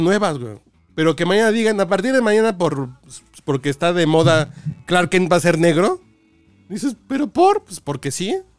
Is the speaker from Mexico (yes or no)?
yes; Mexico City, Mexico; pues soy mexicano, cabrón, soy de Tacubaya, soy más pinche barrio que otra cosa